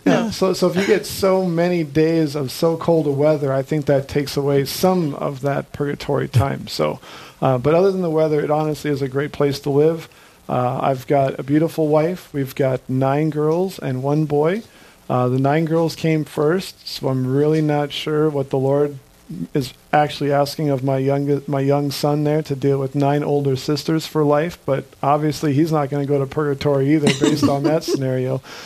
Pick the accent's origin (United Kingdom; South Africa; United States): United States; Jamestown, North Dakota; now in Fargo, United States; I uh, live in Fargo here, but I'm originally from Jamestown